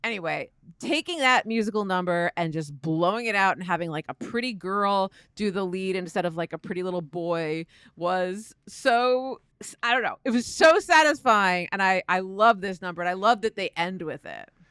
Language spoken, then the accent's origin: English; East Coast, United States; I am not from the South. I'm from the East Coast